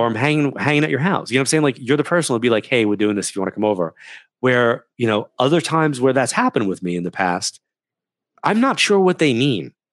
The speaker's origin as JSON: {"language": "English", "region": "New York", "country": "United States", "moved": "yes", "said": "We're from New York"}